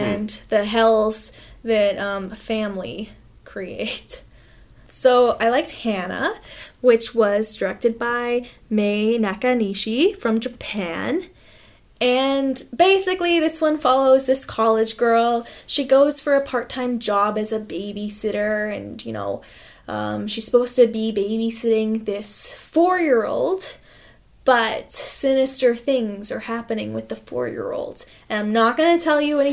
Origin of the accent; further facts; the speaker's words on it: Canada; as a Canadian